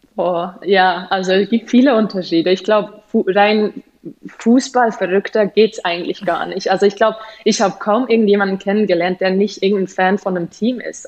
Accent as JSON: {"language": "German", "country": "Switzerland", "also_born_or_lived": "Germany / England", "moved": "as an adult", "said": "als Schweizer"}